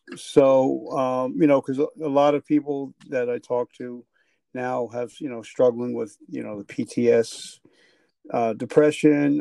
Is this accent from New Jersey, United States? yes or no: yes; New Jersey, United States; I'm from Jersey